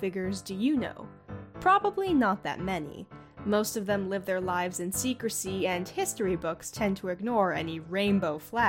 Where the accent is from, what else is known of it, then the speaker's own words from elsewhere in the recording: United States; Today we'll be heading back to my own roots, to the land of the free, the home of the brave, the US of A.